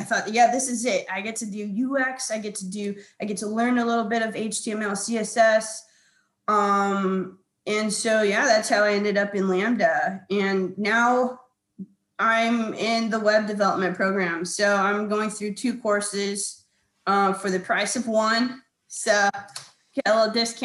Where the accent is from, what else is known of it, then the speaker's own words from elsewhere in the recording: Hawaii, United States; moved away; also born or lived in California; I am originally from Hawaii